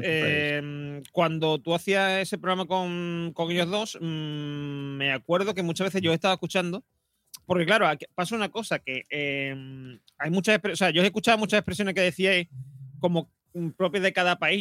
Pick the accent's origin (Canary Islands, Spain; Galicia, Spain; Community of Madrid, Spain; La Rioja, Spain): Community of Madrid, Spain; Madrid; accent: Madrid; le hablo con, con acento de Madrid